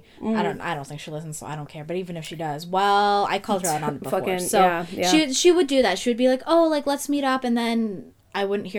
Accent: Toronto, Ontario, Canada; I'm like, yeah, but I'm from Toronto.

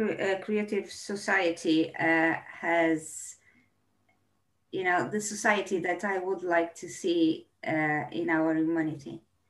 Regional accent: Brazil; moved away; I decided to be a journalist because when I came from Brazil, I was having a gentleman that was having a local radio, right?

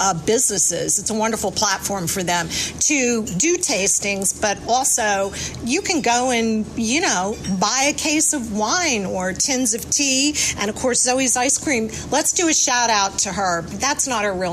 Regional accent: Louisiana, United States; now in Millbrook, United States; Jimmy and I are both from Louisiana

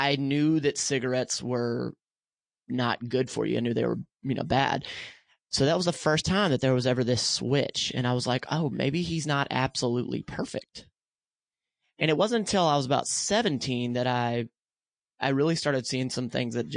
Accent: the South, United States; I grew up in the South.

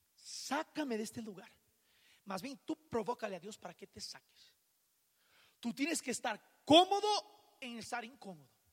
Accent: Rio de Janeiro, Brazil; moved away; yo soy de Río de Janeiro

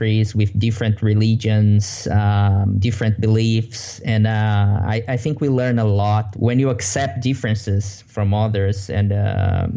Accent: Brazil; English is a second language; moved away as an adult; now in Vancouver, Canada; I'm originally from Brazil. I have been here in Canada since March 2015

